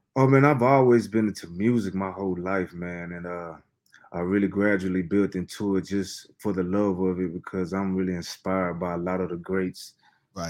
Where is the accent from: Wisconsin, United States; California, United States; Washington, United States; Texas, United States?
Texas, United States; Fort Worth; I'm from Fort Worth, Texas